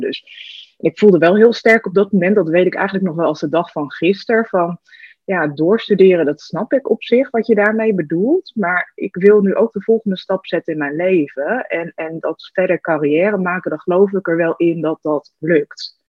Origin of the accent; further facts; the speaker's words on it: Hasselt, Overijssel, Netherlands; moved away as an adult; also born or lived in the middle of the Netherlands; ik ben, eh, opgegroeid in de buurt van Zwolle, in een, eh, klein dorpje Hasselt